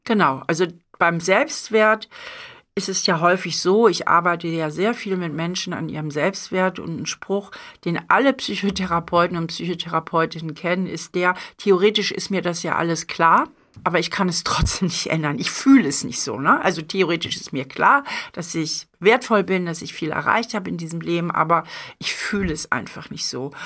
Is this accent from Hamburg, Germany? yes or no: yes; Hamburg, Germany; moved away; meine Heimatstadt